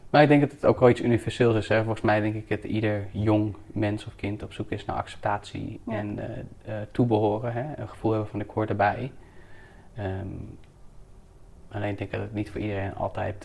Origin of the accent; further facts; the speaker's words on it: Houten, Utrecht, Netherlands; now in Amsterdam, Netherlands; Ik ben geboren in eh, Houten, in de dus, gemeente Utrecht